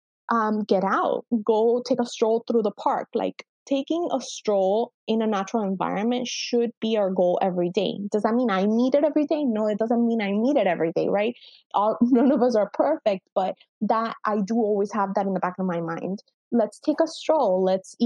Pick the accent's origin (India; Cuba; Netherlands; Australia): Cuba; moved away; as an immigrant parent, you know, I was born in Cuba